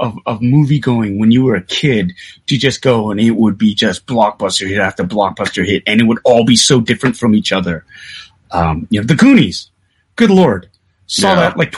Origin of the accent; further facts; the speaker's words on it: Calgary, Alberta, Canada; I grew up in Calgary, which is a very, very white city.